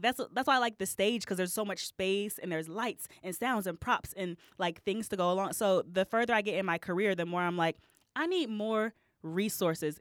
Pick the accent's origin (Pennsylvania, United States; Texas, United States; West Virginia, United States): Texas, United States; moved away as an adult; also born or lived in Alabama / Augusta, Georgia / Washington, D.C. / Dallas; now in Chicago, United States; I grew up in Texas